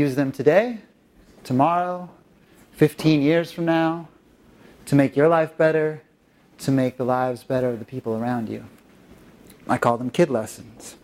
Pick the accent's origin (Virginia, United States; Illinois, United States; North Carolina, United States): North Carolina, United States; now in Los Angeles, United States; live in Los Angeles, but I'm from North Carolina originally